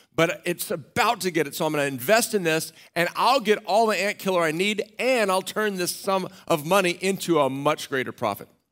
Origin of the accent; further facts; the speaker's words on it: Austin, Texas, United States; I grew up in Austin, Texas